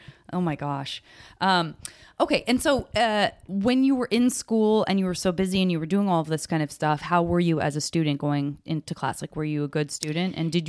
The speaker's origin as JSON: {"language": "English", "region": "Arizona", "country": "United States", "said": "I'm like, I'm from Arizona."}